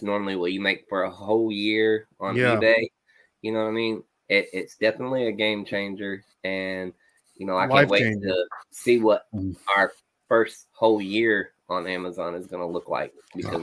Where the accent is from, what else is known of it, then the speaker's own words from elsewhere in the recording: North Carolina, United States; also born or lived in Denver, Colorado; We're from North Carolina.